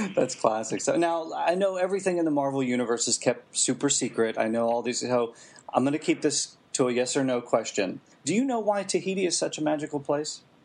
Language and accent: English; Western Pennsylvania, United States; I'm from Western Pennsylvania